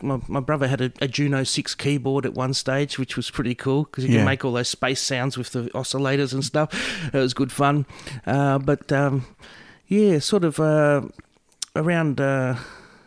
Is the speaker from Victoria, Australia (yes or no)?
yes; Cockatoo, Victoria, Australia; I'm from Cockatoo, between Cocker 1 and Cocker 3. No, it's out in the Dandenong Ranges out that way. So I grew up on a farm.